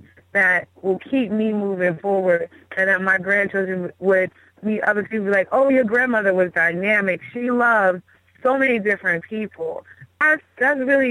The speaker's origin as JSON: {"language": "English", "town": "Baltimore", "region": "Maryland", "country": "United States", "tie": "born or raised there", "moved": "as an adult", "lives_now": "Houston, United States", "said": "I'm from Baltimore, born and raised. I mean, I lived here most of my life."}